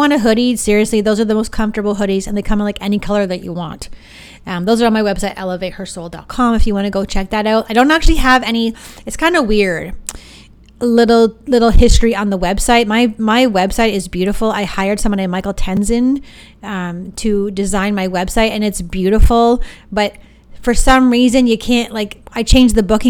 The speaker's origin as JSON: {"language": "English", "town": "Sarnia", "region": "Ontario", "country": "Canada", "said": "we're from Sarnia"}